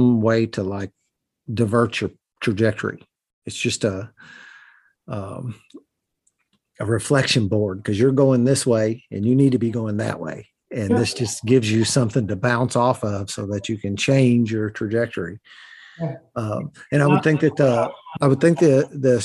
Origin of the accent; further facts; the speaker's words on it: Southern Indiana, United States; accent: Southern Indiana hillbilly; I talk in what I call Southern Indiana hillbilly